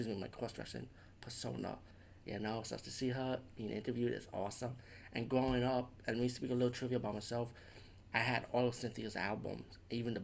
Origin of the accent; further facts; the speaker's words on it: New York City, New York, United States; growing up in the Bronx